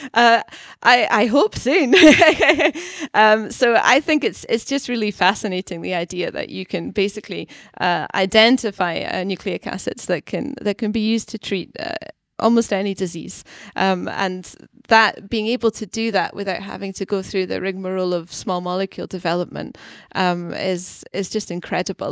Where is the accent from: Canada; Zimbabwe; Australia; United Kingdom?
United Kingdom; Scotland; accent: Scottish; moved away as an adult; also born or lived in London / Basel / Geneva / Stockholm; now in Gothenburg, Sweden; I grew up in Scotland, and then I, I lived in London and in Basel and Geneva in Switzerland, um, a, and then also in Stockholm and now in Gothenburg